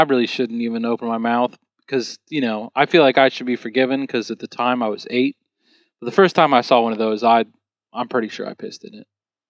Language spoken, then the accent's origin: English; United States; Like, they know I'm American.